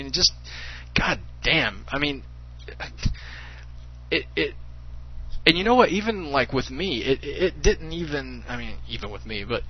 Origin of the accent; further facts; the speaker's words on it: South Carolina, United States; Hey, I'm from South Carolina. Yeah, I'm from South Carolina.